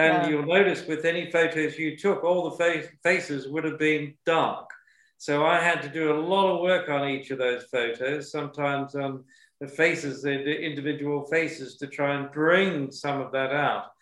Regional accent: Sydney, New South Wales, Australia; moved away as an adult; also born or lived in Paris; Sydney, Australia

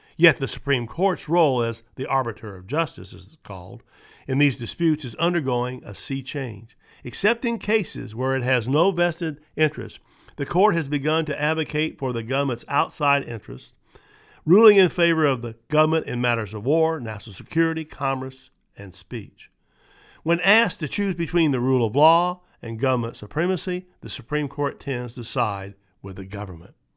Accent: Charlottesville, Virginia, United States; my hometown of Charlottesville, Virginia

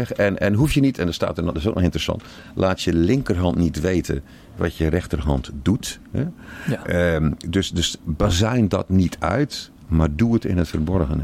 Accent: Zeeland, Netherlands; ik kom uit Zeeland

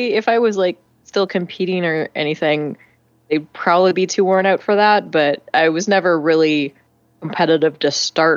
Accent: Vancouver, British Columbia, Canada; now in Montreal, Canada; I live right now in Montreal, which is on the eastern, more wintry side of Canada. I'm originally from Vancouver, which is very temperate.

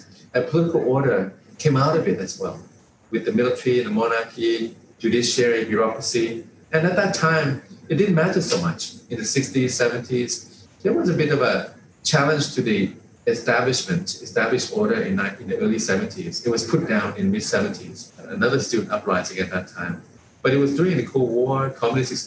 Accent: Thailand; a lot of people in my generation and older grew up under the reign of King Raman IX

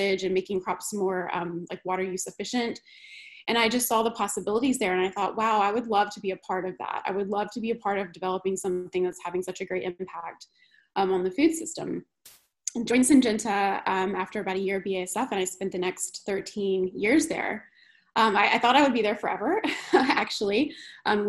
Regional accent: North Carolina, United States; born and raised in North Carolina

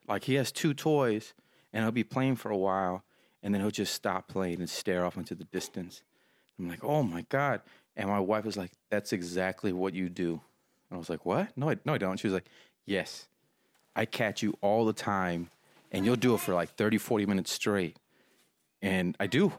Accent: Texas, United States; I'm from Texas

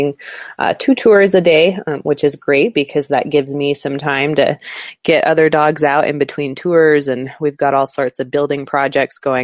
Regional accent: Idaho, United States; moved away as an adult; now in Alaska, United States; I grew up in Idaho

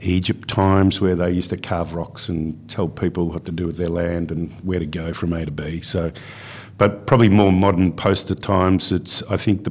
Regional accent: Melbourne, Victoria, Australia; moved away as an adult; also born or lived in Perth, Western Australia / Carnarvon, Western Australia; I grew up in Bayside, Melbourne

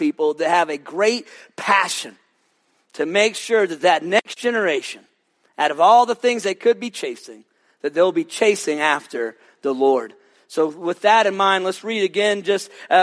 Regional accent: Lewisville, Texas, United States; also born or lived in Fort Worth, Texas; I grew up in a little town just north of Dallas called Lewisville.

